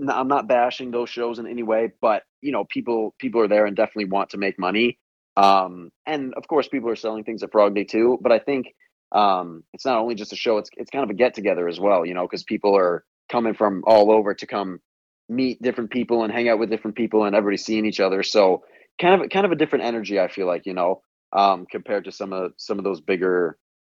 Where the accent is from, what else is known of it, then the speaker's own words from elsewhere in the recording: just outside Chicago, Illinois, United States; here in my hometown, just outside Chicago